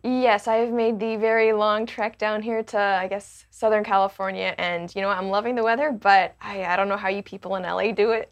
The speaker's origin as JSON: {"language": "English", "country": "Hong Kong", "tie": "born or raised there", "moved": "yes", "lives_now": "Canada", "said": "I was born in Canada, but I didn't grow up in Canada. I grew up in Hong Kong"}